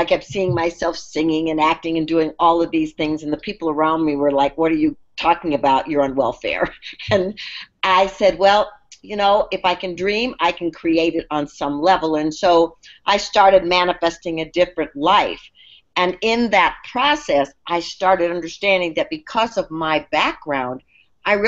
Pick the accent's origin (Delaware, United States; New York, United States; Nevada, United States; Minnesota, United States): Minnesota, United States; I grew up in Minnesota